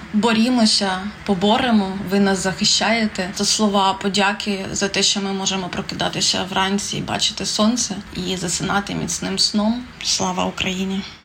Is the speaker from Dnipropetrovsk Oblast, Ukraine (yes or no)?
yes; Nikopol, Dnipropetrovsk Oblast, Ukraine; Я з міста Нікополь